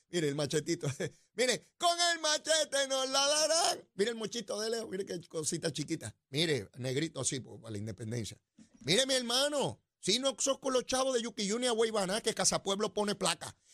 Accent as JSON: {"language": "Spanish", "country": "Puerto Rico", "tie": "born or raised there", "said": "Esa educación de la cual yo fui parte. En 1968, yo entré por allá a primer grado, en la escuela pública, y me gradué de la escuela pública en cuarto año."}